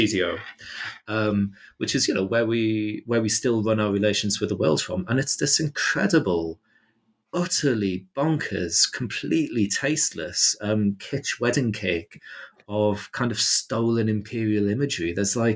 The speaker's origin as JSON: {"language": "English", "country": "United Kingdom", "said": "as a British person"}